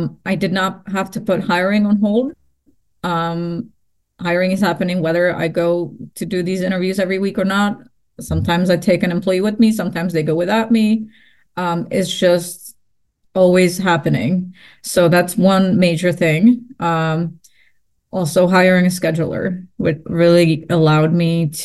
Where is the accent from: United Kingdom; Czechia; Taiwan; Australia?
Czechia; Prague; moved away; Prague because that is my hometown